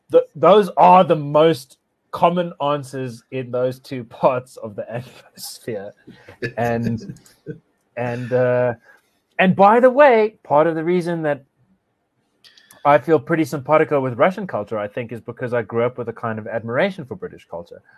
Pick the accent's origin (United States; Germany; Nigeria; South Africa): South Africa; I feel profoundly frustrated and profoundly liberated by being a South African